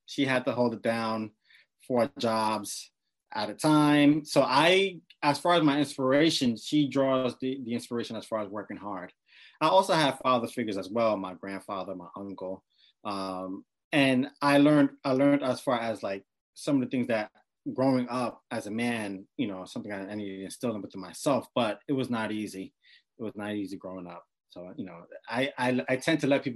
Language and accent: English; New York City, New York, United States; I grew up in Brooklyn, New York City. I grew up in the East Flatbush area